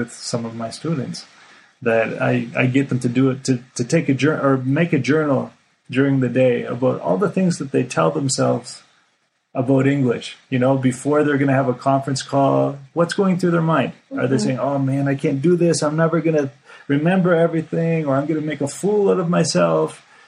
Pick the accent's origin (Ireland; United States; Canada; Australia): Canada; moved away; I'm a Canadian.